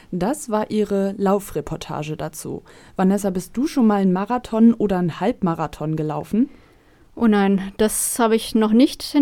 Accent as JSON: {"language": "German", "town": "Varel", "region": "Lower Saxony", "country": "Germany", "lives_now": "Oldenburg, Germany", "said": "Ich wohne in Oldenburg und ich komme eigentlich aus Farel."}